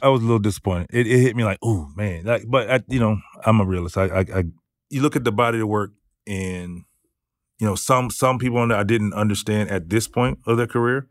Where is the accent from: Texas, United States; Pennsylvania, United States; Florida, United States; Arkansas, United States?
Florida, United States; I'm from Florida